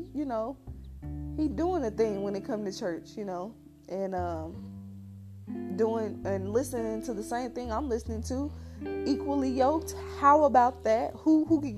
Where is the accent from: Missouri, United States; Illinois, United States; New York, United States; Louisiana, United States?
Missouri, United States; St. Louis; I grew up in St. Louis, went to the V, that stands for Vashon